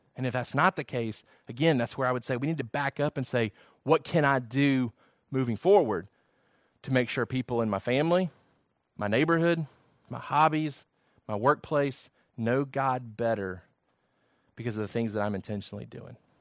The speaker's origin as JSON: {"language": "English", "region": "Georgia", "country": "United States", "also_born_or_lived": "Virginia", "said": "I did not wanna lose my identity of being somebody from Georgia"}